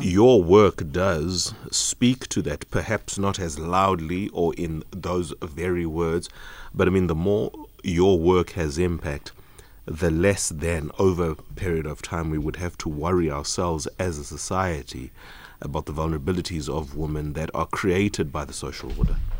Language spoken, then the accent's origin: English; Eastern Cape, South Africa; an Eastern Caper just as I am